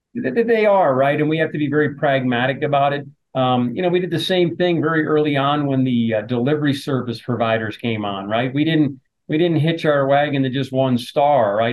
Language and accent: English; New Jersey, United States; moved away; my parents owned an Italian deli growing up in New Jersey